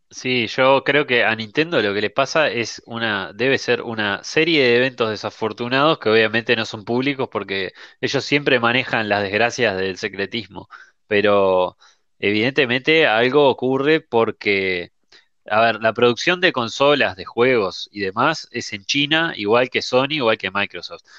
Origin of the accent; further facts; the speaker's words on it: Uruguay; somos en realidad en Uruguay 3 millones de, de todo